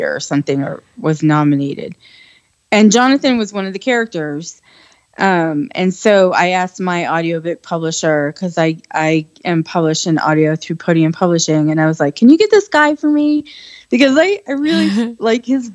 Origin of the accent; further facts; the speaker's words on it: Ohio, United States; moved away; also born or lived in California; I grew up in Ohio, so I grew up in the Midwest